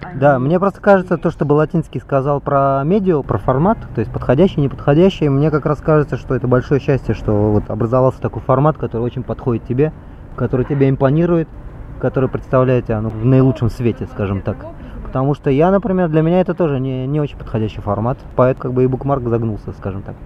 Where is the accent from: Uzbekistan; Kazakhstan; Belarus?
Uzbekistan; Tashkent; now in Israel; Я сам как бы из миллионного города